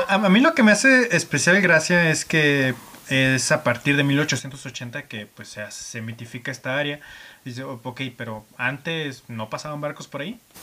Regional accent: Aguascalientes, Mexico; nosotros como mexicanos, este, eh, habitantes de Aguascalientes

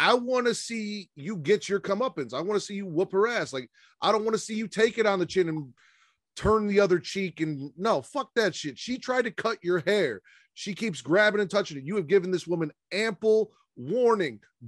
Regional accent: Chicago, Illinois, United States; my hometown, Chicago

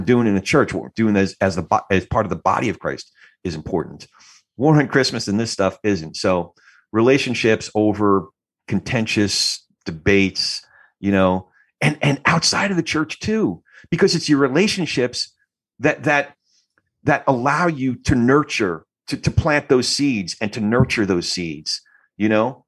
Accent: New Jersey, United States; I'm from Jersey

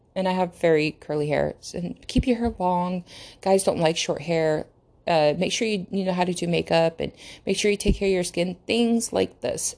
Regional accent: United States; English is a second language; English is not my first language, number one. So I lear-, I had to learn how to speak English. I did not speak English until I went to American school. And I've been here, I've been in America, duh, like, the entire time

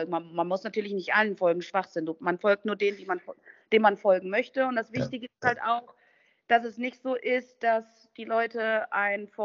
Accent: Thuringia, Germany; born there; Also wenn ich in Thüringen bin, da wo ich geboren bin.

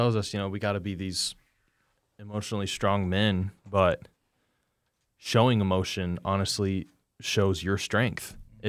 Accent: Indiana, United States; I mean, granted, I'm from Indiana, and, you know, Indiana Wesleyan's only an hour and a half from me or from my house

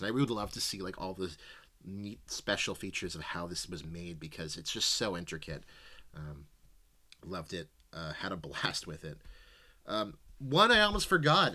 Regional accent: Canada; as a Canadian citizen

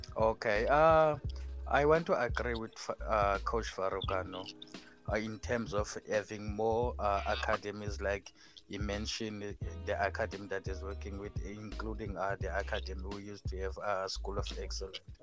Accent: South Africa

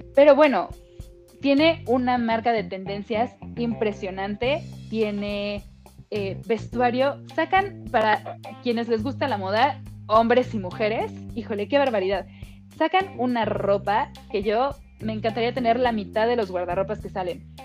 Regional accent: Mexico; como actriz mexicana

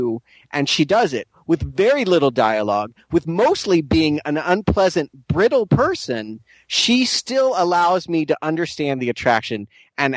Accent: United States; I'm American

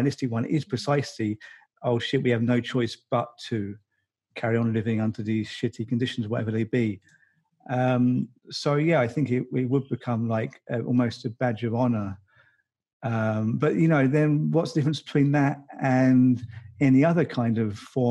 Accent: United Kingdom; now in Finland; I'm not even in the UK, although I'm British

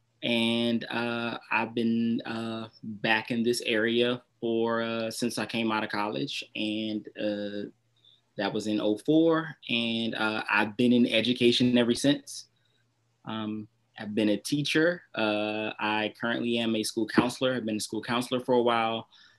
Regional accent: United States; I'm from, born and raised in Southeast

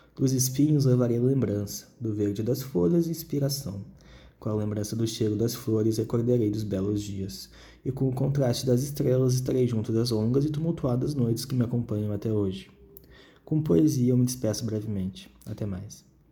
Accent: Porto Alegre, Rio Grande do Sul, Brazil; eu nasci em Porto Alegre

